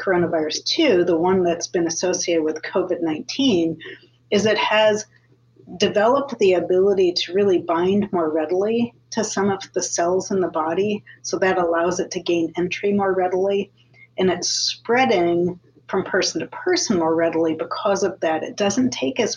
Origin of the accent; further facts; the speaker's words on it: Iowa City, Iowa, United States; I grew up in Iowa City